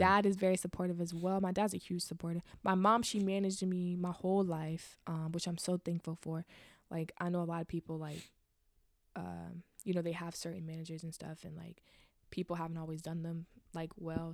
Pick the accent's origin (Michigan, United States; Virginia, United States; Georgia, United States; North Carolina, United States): Virginia, United States; Richmond; also born or lived in Chesterfield, Virginia; I grew up in Virginia, Richmond, Virginia